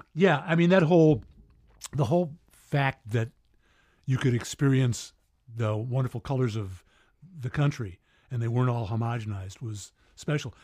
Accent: Syracuse, New York, United States; moved away; Syracuse, New York

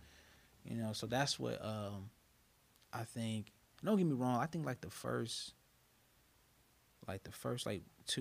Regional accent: Chicago, Illinois, United States; moved away as an adult; now in Carbondale, United States; I grew up in West Woodlawn community in Chicago.

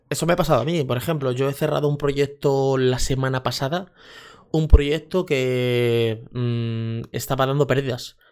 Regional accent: Leganés, Community of Madrid, Spain; crecí en un barrio en Leganés, en Madrid, que es San Nicasio

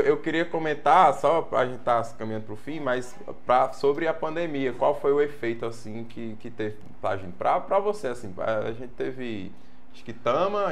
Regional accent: Juazeiro, Bahia, Brazil; eu sou filho da terra, sou, sou de Juazeiro

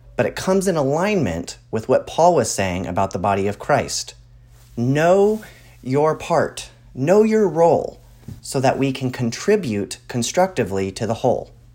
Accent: Texas, United States; I grew up in Texas

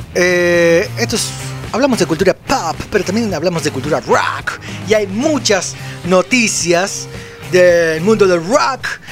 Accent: Florencio Varela, Buenos Aires Province, Argentina; Nosotros somos de Florencia Varela

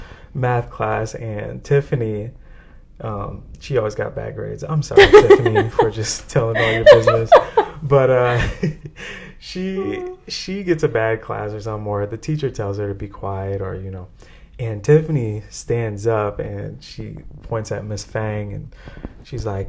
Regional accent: San Francisco, California, United States; I grew up in Bayview

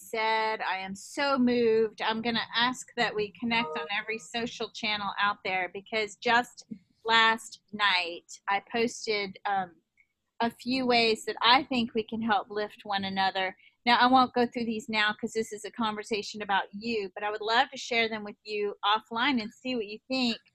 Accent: New York, United States; accent: East Coast, New York; and I love my East Coast accent.

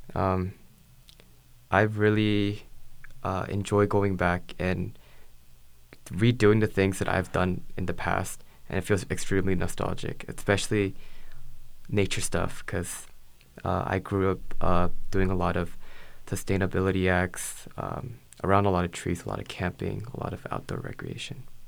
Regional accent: Beaverton, Oregon, United States; also born or lived in California; home for me is um, Beaverton, Oregon. Uh, I grew up in uh, Oregon for most of my life.

